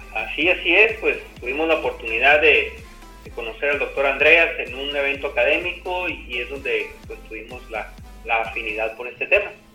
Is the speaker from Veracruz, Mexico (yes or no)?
no; Sonora, Mexico; moved away as an adult; now in Colima, Mexico; Soy originario de de Sonora